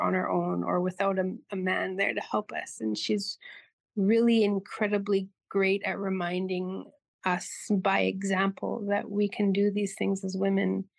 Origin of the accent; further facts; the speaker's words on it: Tadoule Lake, Manitoba, Canada; I'm from Tinuli Lake, Manitoba, in northern Manitoba